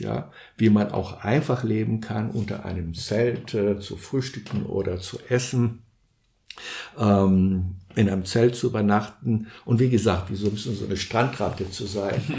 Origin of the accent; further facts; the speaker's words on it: São Paulo, Brazil; moved away; also born or lived in Guarujá; Ich bin in Brasilien geboren und aufgewachsen. Und äh, wir wohnten in São Paulo.